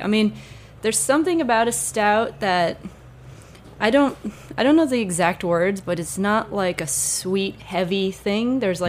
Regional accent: New England, United States; But you know, I'm from New England, so some of the traditions that we find we have, which we think are so interesting and new, are really just like Scottish or British traditions.

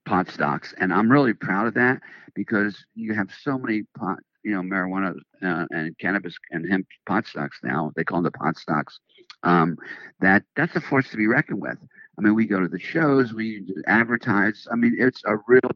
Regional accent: Florida, United States; moved away as an adult; also born or lived in California; I grew up in Florida

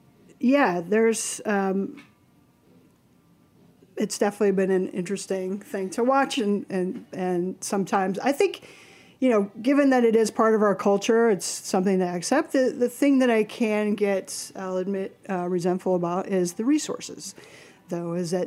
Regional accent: Midwest, United States; now in New York, United States; being a Midwesterner

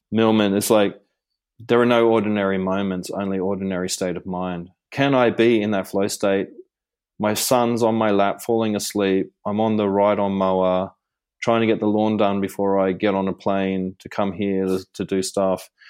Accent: Gold Coast, Queensland, Australia; when I was growing up on the Gold Coast

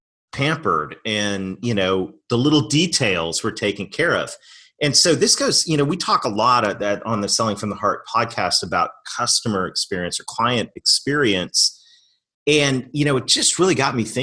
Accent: Canada; moved away; I'm Canadian

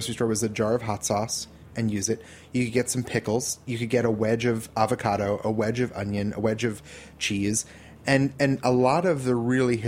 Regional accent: New Jersey, United States; growing up in New Jersey

